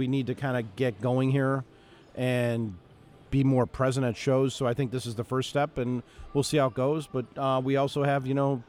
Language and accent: English; Chicago, Illinois, United States; I grew up in Chicago